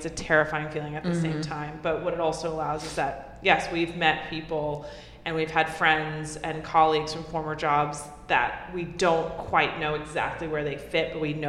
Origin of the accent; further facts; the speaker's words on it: New York City, New York, United States; I am a born and raised New Yorker.